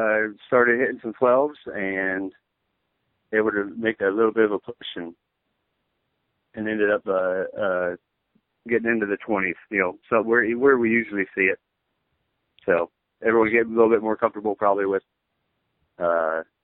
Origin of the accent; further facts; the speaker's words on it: Ohio, United States; I'm from Ohio